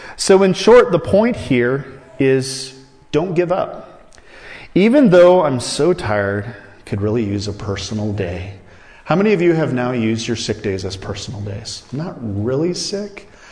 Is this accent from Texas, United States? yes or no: no; Iowa, United States; I grew up in Iowa